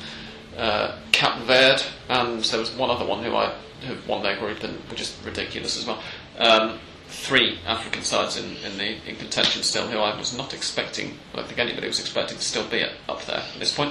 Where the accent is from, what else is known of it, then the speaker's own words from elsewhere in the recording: England, United Kingdom; as an Englishman